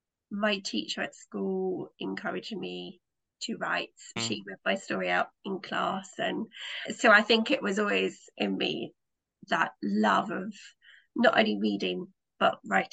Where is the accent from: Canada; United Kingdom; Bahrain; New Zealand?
United Kingdom; accent: British; As you can guess from my accent, I'm a British writer.